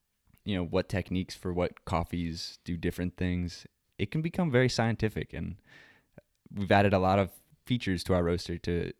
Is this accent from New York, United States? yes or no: yes; New York, United States; also born or lived in Pennsylvania; I was born in Pennsylvania, grew up in New York, upstate New York, not the city